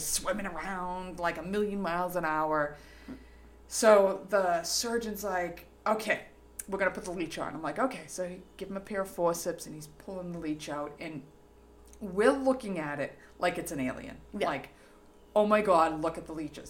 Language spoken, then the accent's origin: English; Revere, Massachusetts, United States; accent: Boston; I'm from Revere